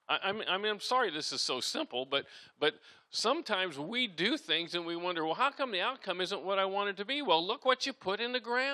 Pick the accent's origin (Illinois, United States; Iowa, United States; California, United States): Iowa, United States; I grew up in Iowa as a kid